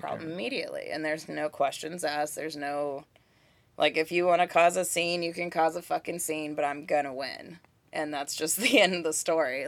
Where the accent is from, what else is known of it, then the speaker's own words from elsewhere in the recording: Kansas City, Kansas, United States; also born or lived in Santa Barbara, California / Albuquerque, New Mexico / Prairie Village, Kansas / Leawood, Kansas; We moved here when I was, like, a month from turning seven